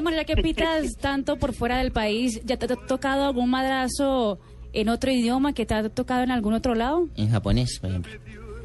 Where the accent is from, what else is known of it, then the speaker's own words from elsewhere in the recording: Antioquia, Colombia; Como buen paisa, como buen paisa